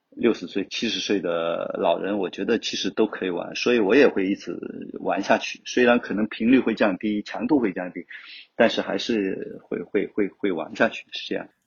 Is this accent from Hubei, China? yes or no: no; Wenzhou, Zhejiang, China; also born or lived in Hangzhou; 我是来自 温州，就土生土长的温州人，十一九七三年出生的